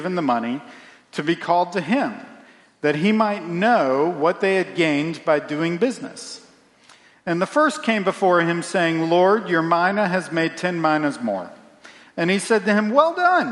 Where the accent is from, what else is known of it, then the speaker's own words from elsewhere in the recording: Central Virginia, United States; I grew up in Central Virginia